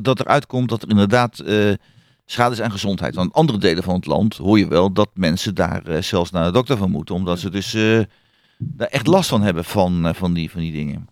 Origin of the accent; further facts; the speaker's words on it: Hengelo, Overijssel, Netherlands; als klein kind vroeger in de mhm. stad waar ik geboren ben